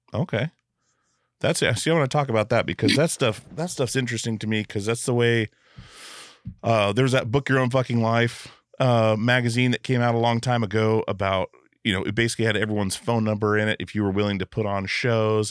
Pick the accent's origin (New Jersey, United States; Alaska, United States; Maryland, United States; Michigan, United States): Alaska, United States; now in Portland, United States; I grew up in Alaska